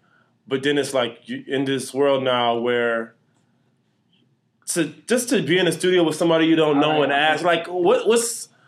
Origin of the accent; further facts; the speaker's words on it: Miami, Florida, United States; also born or lived in North Carolina; I was born in Southwest Miami, Perrine.